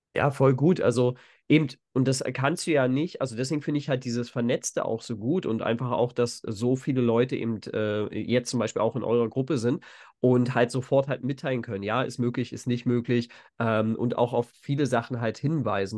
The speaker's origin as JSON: {"language": "German", "area": "Spreewald", "region": "Brandenburg", "country": "Germany", "said": "ich bin ja aus dem Spreewald ursprünglich"}